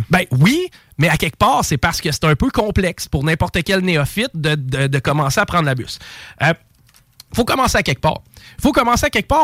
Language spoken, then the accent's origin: French; Quebec, Canada; en tant que Québécois